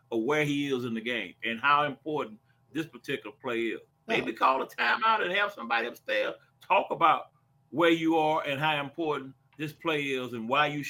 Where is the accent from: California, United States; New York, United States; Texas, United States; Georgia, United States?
Texas, United States; I'm from Texas.